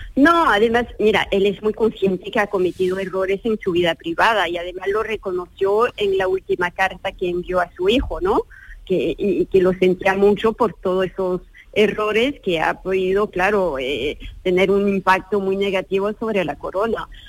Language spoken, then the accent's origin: Spanish; France; hablo como francesa, francesa